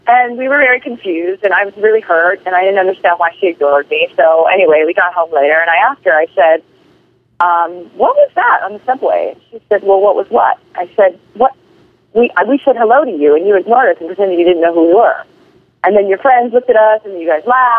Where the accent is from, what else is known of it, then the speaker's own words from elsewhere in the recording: Hawaii, United States; I was born and raised in Hawaii